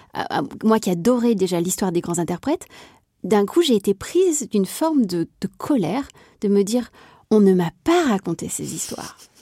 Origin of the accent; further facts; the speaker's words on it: Marseille, Provence-Alpes-Côte d'Azur, France; also born or lived in Berlin, Germany; now in Paris, France; je suis marseillaise